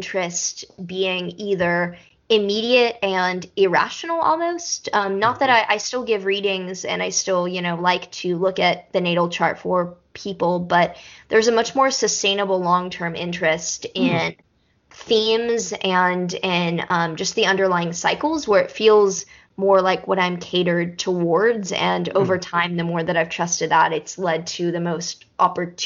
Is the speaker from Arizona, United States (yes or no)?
no; Texas, United States; I do speak Spanish growing up in Texas